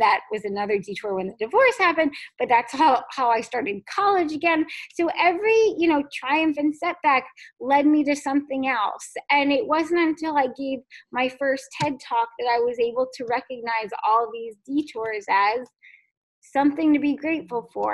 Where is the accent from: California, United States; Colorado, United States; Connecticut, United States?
Connecticut, United States; Fairfield; I grew up in, in Fairfield, Connecticut